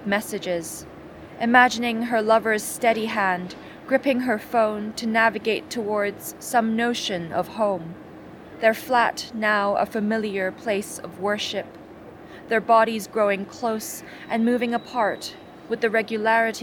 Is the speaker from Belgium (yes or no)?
no; Hong Kong; I'm a poet from Hong Kong